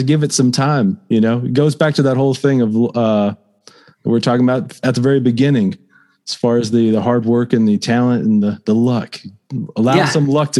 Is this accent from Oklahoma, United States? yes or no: no; Fort Stockton, Texas, United States; moved away as an adult; now in Lubbock, United States; I grew up in Fort Stockton, and I moved up here to go to school